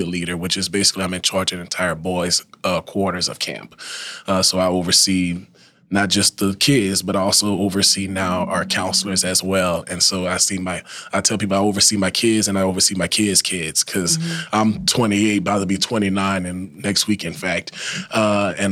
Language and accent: English; Thibodaux, Louisiana, United States; now in Lafayette, United States; I'm initially from Thibodaux, Louisiana. I was born and raised there, spent all of my childhood and young adult life there, until I graduated from high school in 2012